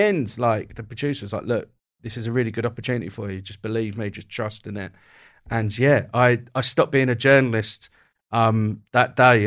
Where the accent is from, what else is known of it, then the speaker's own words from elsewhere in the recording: Kent, South East England, United Kingdom; also born or lived in Croydon; I was born in Croydon. We moved, uh, from Croydon to Kent when I was quite young